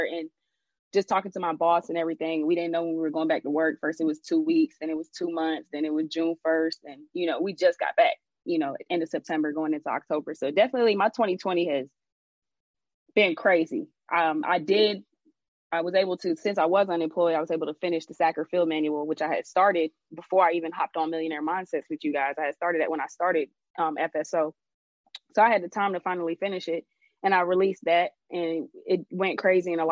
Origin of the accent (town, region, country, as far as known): Jamaica